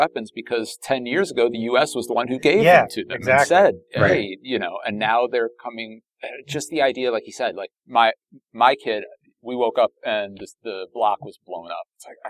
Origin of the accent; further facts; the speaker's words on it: Canada; I'm Canadian.